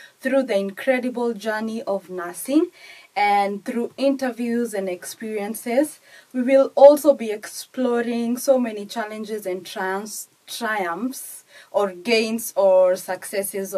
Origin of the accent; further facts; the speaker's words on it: Kenya; English is a second language; moved away as an adult; now in United Kingdom; I am from Kenya to start with, and I've done my studies in Kenya and practiced a little bit in Kenya